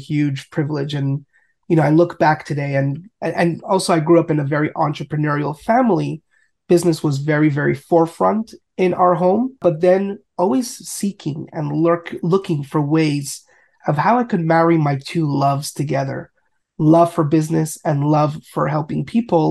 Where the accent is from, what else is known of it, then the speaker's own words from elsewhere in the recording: Montreal, Quebec, Canada; I grew up in Montreal, Canada